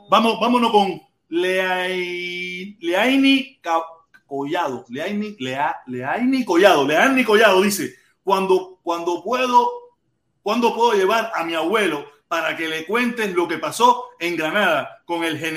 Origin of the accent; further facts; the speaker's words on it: Cuba; moved away; nosotros que muchos de nosotros que hemos salido de Cuba y hoy en día somos anticastristas, eh, anticomunistas, salimos de Cuba sin que nos dieran un yiti